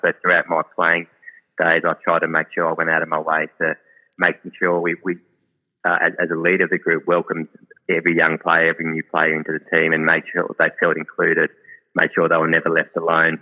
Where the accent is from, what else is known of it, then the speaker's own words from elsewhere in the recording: Melbourne, Victoria, Australia; growing up in Melbourne, and I was three or four year old